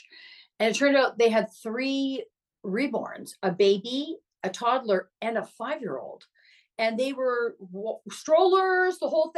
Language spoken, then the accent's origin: English; Canada